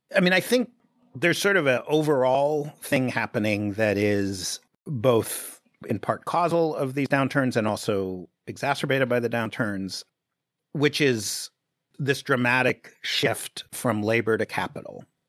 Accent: New York City, New York, United States; I grew up in Greenwich Village in the seventies

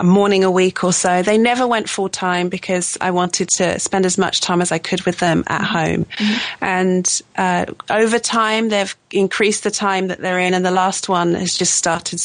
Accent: Suffolk, East of England, United Kingdom; moved away as an adult; also born or lived in Italy / Oregon / Colorado; now in Leeds, United Kingdom; I'm from the south. I'm from Suffolk, which is the big fat bit on the right-hand side

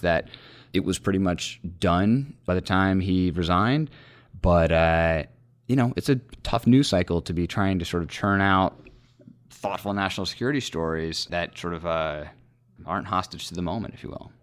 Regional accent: Northern Virginia, United States; moved away as an adult; now in Washington, United States; I grew up in Northern Virginia

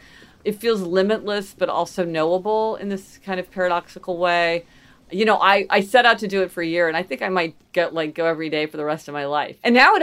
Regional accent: Kansas City, Missouri, United States; also born or lived in New Haven; So I grew up in Kansas City, Missouri, which is sort of, you know, Midwestern city, and spent a lot of time in New Haven for many years.

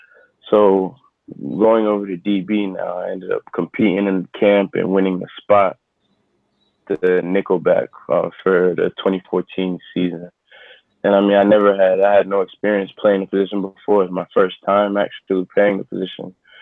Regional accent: Miami, Florida, United States; growing up in Miami during my high school days

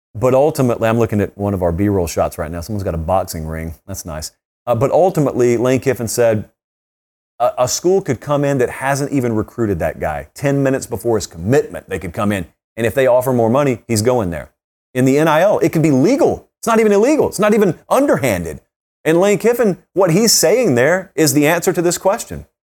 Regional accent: the South, United States; I grew up in the South.

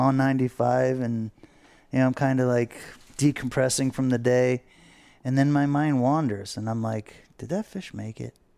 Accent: Fort Lauderdale, Florida, United States; we grew up here in Fort Lauderdale

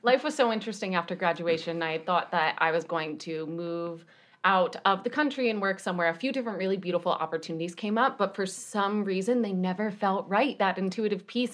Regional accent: New York, United States; I am also from New York

